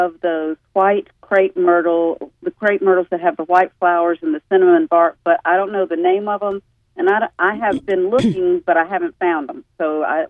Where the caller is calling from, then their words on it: Lewisburg, United States; I'm calling from Lewisburg